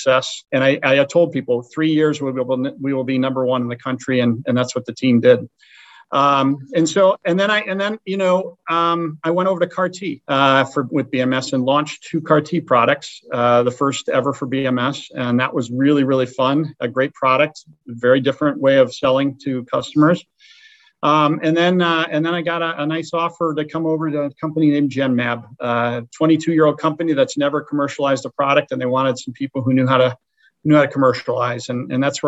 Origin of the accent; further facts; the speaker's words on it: Chagrin Falls, Ohio, United States; moved away as an adult; also born or lived in Chicago, Illinois / Notre Dame, Indiana; now in Thousand Oaks, United States; I grew up in Cleveland, in the east side of Cleveland, a little town called Chagrin Falls, Ohio. I went to high school there